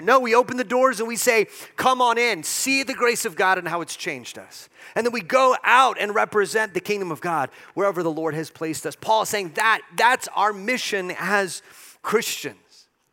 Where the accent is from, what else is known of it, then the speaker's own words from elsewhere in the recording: El Paso, Texas, United States; I've grown up in El Paso, I was born in El Paso